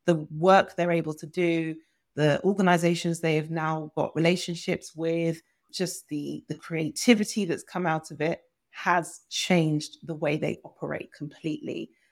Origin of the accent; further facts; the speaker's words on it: Nigeria; I'm Nigerian